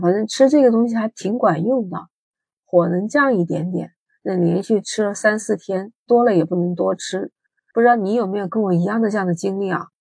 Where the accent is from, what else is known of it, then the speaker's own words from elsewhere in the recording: Guangdong, China; 在广东，啊，你们都知道这个地方天气有热，你看二十多度，我们这儿还在开空调